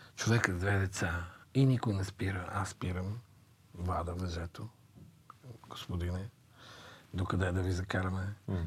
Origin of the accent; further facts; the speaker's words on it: Bulgaria; аз като българин съм горд с това